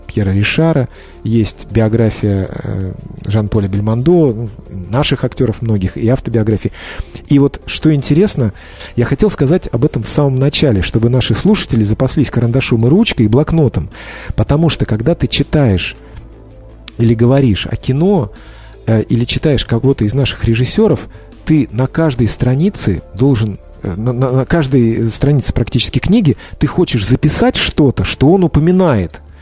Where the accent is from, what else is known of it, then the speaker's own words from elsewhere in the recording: Georgia; я грузин